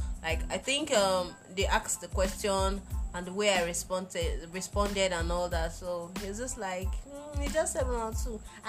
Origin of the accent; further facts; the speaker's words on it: Nigeria; first language Isoko; English is a second language; I'm a Nigerian. English is not my language.